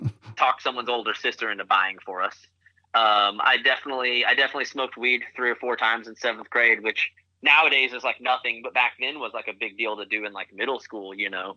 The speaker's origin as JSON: {"language": "English", "town": "Wichita", "region": "Kansas", "country": "United States", "tie": "born or raised there", "also_born_or_lived": "Tulsa, Oklahoma", "said": "grew up in Wichita, Kansas"}